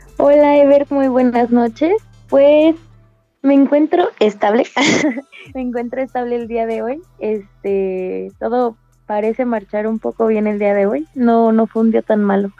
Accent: Querétaro, Mexico; yo soy de Querétaro y me estoy tratando en la Ciudad de México

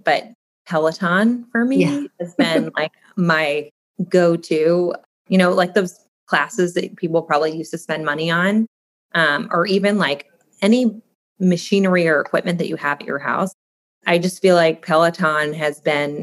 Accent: Midwest, United States; moved away; I grew up in the Midwest

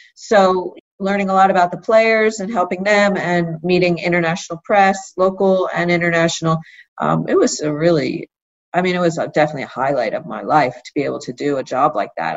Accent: Philadelphia, Pennsylvania, United States; I grew up in Philadelphia

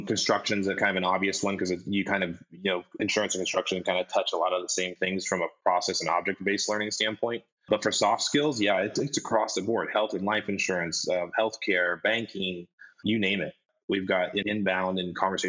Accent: Colorado, United States; I grew up in Colorado, and we had good schools

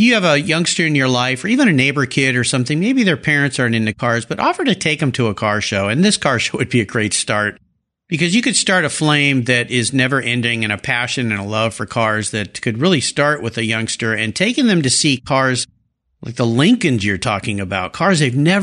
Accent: San Diego, California, United States; I grew up in La Jolla. I used to body surf right off the cove there at Boomers Beach.

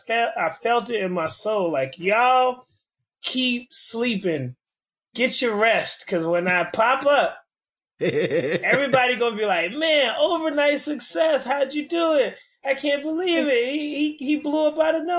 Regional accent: Miami, Florida, United States; moved away as an adult; now in Orlando, United States; So Miami, Florida is the home turf, you know, born and raised now in Orlando, holding it down

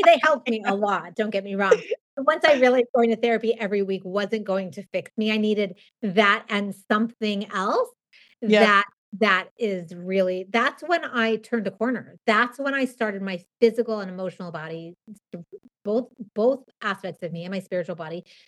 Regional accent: Southern California, United States; moved away as an adult; also born or lived in Los Angeles; now in New York City, United States; I grew up in Southern California

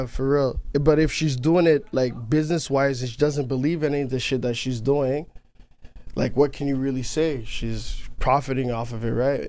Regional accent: Canada; I'm not American. I'm Canadian

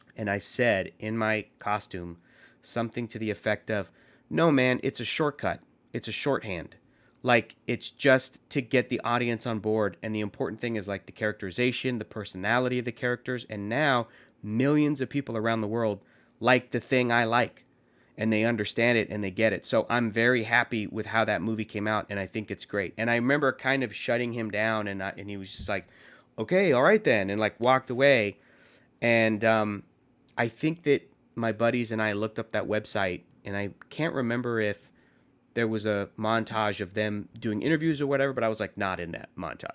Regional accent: San Diego, California, United States; I grew up in San Diego

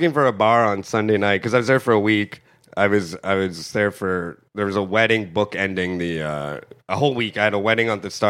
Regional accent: Sault Ste. Marie, Ontario, Canada; There's a statue of Wayne Gretzky premature ejaculating in my hometown.

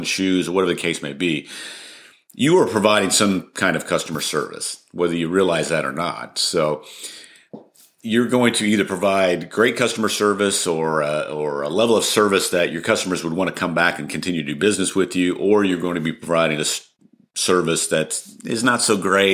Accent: Colorado, United States; moved away as an adult; also born or lived in Dallas, Texas / New Mexico; now in Argyle, United States; I was actually born and raised in Colorado

